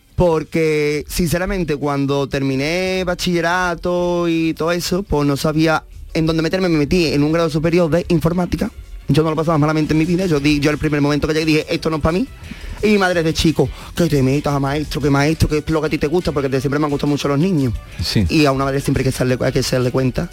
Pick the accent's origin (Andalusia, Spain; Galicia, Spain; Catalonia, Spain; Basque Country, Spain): Andalusia, Spain; Mairena del Aljarafe; Yo soy de Mairena del Arco